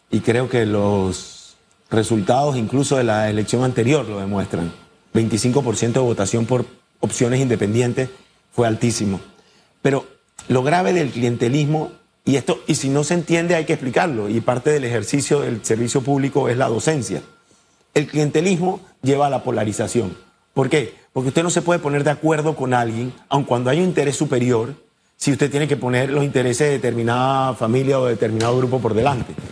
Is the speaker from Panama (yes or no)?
yes; Panama; Somos panameños antes que cualquier cosa.